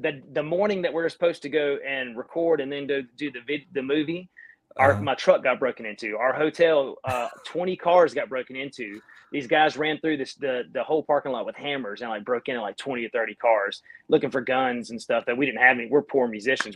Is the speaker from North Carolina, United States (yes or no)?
yes; North Carolina, United States; accent: Southern; I'm from North Carolina